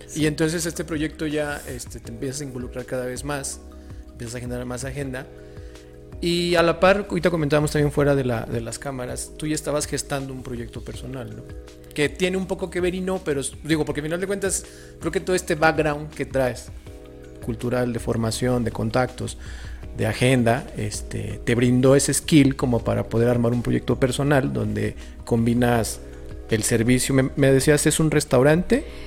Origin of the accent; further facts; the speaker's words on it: San Luis Potosí, Mexico; soy de San Luis